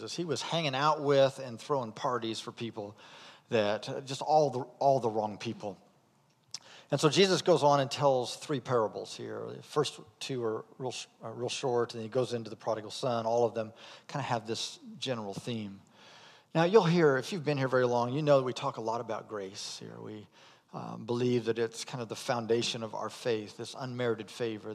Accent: Indiana, United States; moved away as an adult; I'm from Indiana

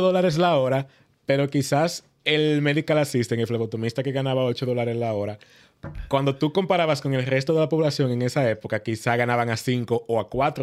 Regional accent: Moca, Espaillat, Dominican Republic; moved away as an adult; now in United States; yo soy oriundo de Moca

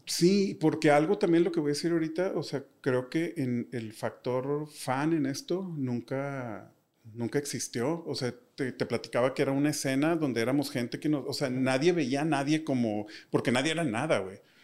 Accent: Monterrey, Nuevo León, Mexico; soy un diseñador de Monterrey

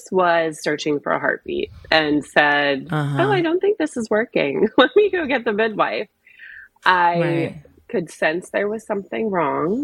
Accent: New Jersey, United States; moved away as an adult; now in Washington, DC, United States; I'm originally from New Jersey, but I've been based in DC for, almost 15 years now

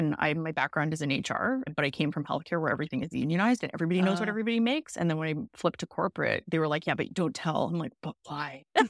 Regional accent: Vancouver, British Columbia, Canada; now in Toronto, Canada; I'm from the West Coast. I'm from Vancouver, and I'm currently living in Toronto.

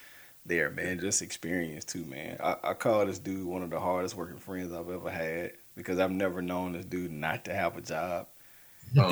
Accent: Greenville, Mississippi, United States; I'm from Greenville, Mississippi

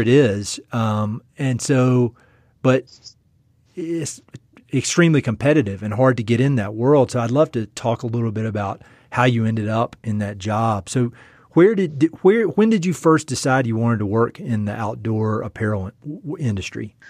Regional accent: East North Carolina, United States; moved away as an adult; also born or lived in Jackson Hole, Wyoming; I'm from North Carolina. I'm from East North Carolina

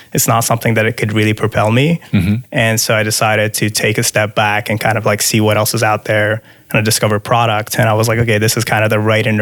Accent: Dubai, United Arab Emirates; moved away as an adult; also born or lived in Iran / Miami; now in Seattle, United States; So I'm from Iran. I grew up outside of Iran, though. So ever since I was little, my parents moved to Dubai

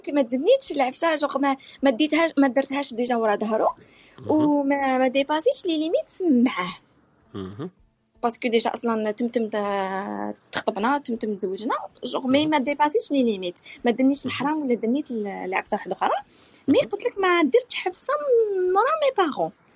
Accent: Algeria; حنا مجتمع كجزائري

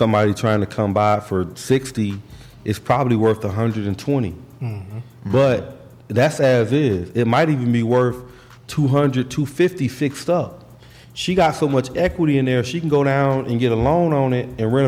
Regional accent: Orlando, Florida, United States; we're from Orlando

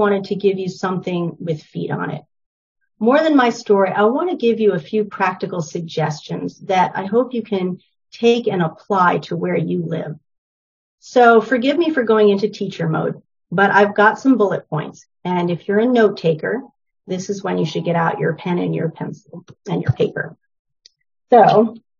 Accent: New Hampshire, United States; born or raised there; also born or lived in New York City

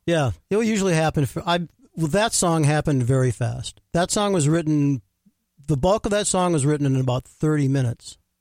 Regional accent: Rochester, Minnesota, United States; I grew up in Rochester.

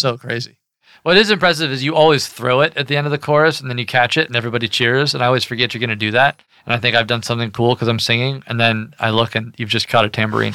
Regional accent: Kentucky, United States; moved away as an adult; also born or lived in Washington, D.C.; I was raised in Kentucky

